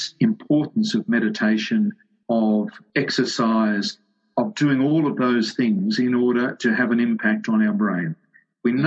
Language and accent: English; Sydney, New South Wales, Australia; I grew up in the western suburbs of Sydney